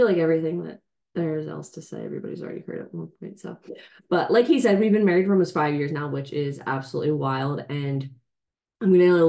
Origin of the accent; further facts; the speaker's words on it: New Jersey, United States; When I came from Jersey, you came from PA to Delaware.